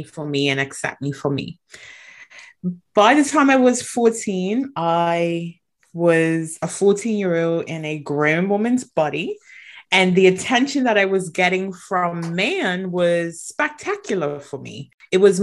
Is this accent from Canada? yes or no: no; Bermuda; moved away as an adult; also born or lived in Atlanta; I was born in Bermuda, and that was where I was raised